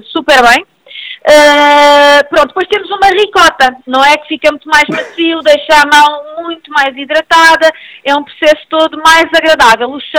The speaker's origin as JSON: {"language": "Portuguese", "region": "Azores", "country": "Portugal", "accent": "Portuguese", "said": "Não, português. eu sou dos Açores, sou, eu, tenho, família dos Açores, tenho também uma pai de Braga, isto está"}